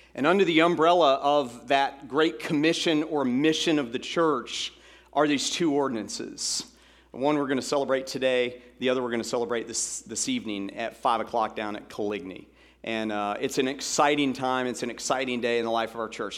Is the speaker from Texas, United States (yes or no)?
no; Atlanta, Georgia, United States; in Atlanta, Georgia, growing up in Atlanta